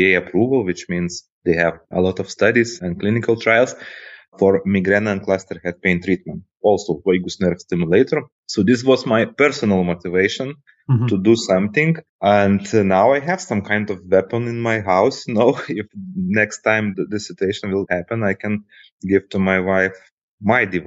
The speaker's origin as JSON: {"language": "English", "country": "Lithuania", "said": "Originally, by the way, I'm from Lithuania"}